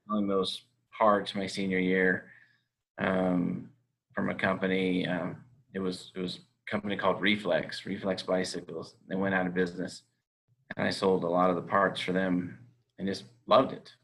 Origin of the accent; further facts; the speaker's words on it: California, United States; moved away as an adult; now in Utah, United States; I grew up in California. I went to school in Utah. I now live in Utah.